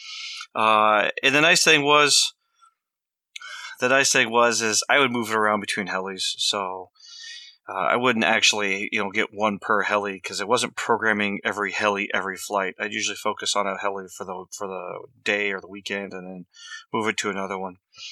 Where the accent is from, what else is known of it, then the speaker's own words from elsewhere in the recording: Vancouver, Washington, United States; moved away; where I grew up at in Vancouver, Washington. And no, I'm not Canadian